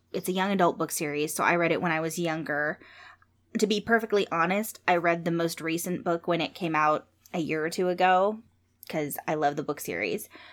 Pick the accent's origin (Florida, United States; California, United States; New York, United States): California, United States; San Jose; when I was growing up in San Jose